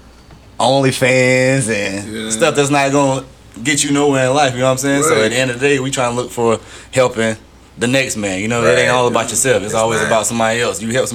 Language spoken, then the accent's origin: English; Greenville, South Carolina, United States; I came from Greenville, South Carolina. I went to Eastside High School, played basketball.